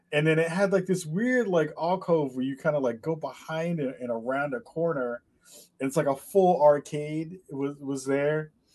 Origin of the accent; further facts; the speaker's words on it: New York City, New York, United States; I was raised in the Bronx back in New York